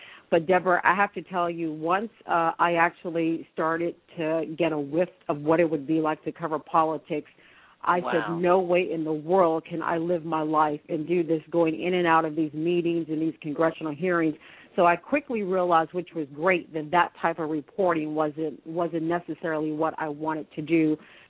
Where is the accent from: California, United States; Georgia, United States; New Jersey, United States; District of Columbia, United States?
District of Columbia, United States; Washington; born or raised there